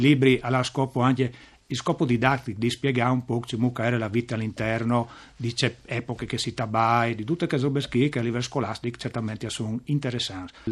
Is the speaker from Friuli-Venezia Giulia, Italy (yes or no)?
yes; Savalons, Friuli-Venezia Giulia, Italy; Io sono proprio di Savalons.